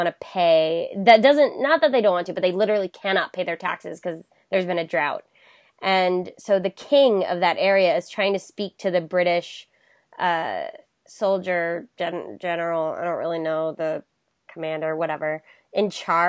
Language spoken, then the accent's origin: English; Florida, United States; also born or lived in West Virginia; Like, I know I said I grew up in Florida. It's both. We moved. But a portion of my life was spent there